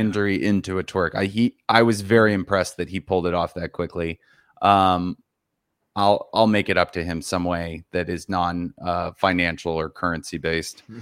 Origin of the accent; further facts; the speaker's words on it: Seattle, Washington, United States; I'm from Seattle